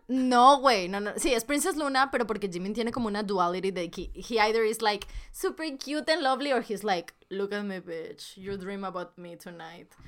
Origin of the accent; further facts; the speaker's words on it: Monterrey, Nuevo León, Mexico; las dos somos de Monterrey